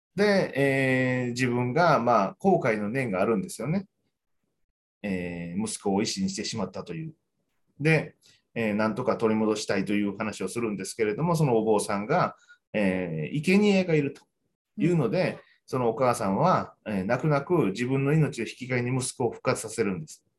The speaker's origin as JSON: {"language": "Japanese", "region": "Kyoto", "country": "Japan", "said": "僕ら京都の人"}